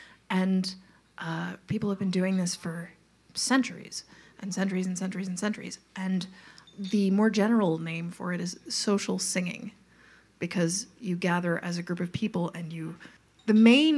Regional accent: Long Island, New York, United States; moved away as an adult; and then I'm from Long Island, New York, and when I was 27, I looked around

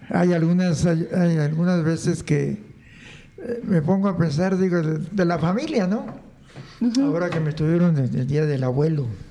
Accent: Motozintla, Chiapas, Mexico; yo nací en, se llama Motocintla con Z, Motocintla. Motocintla. Está en el estado de Chiapas, pegado al río Suchate, ayer este, con frontera con Guatemala

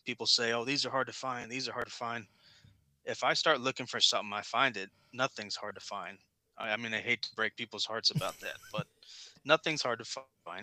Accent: Kansas City, United States; moved away as an adult; now in Virginia, United States; I grew up in Kansas City

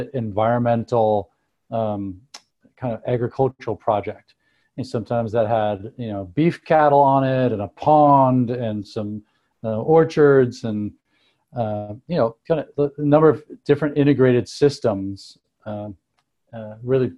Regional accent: Seattle, Washington, United States; moved away as an adult; also born or lived in northern Thailand; now in Driggs, United States; I grew up in Seattle

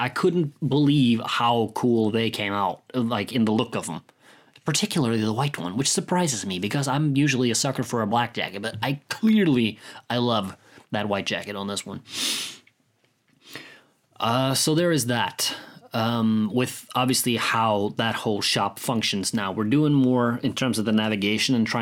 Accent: Norway; I come from Norway, where Vikings and such are a prevalent part of our history

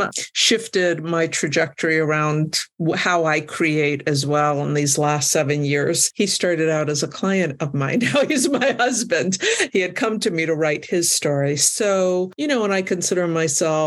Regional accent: United States; also born or lived in New Mexico; as an American

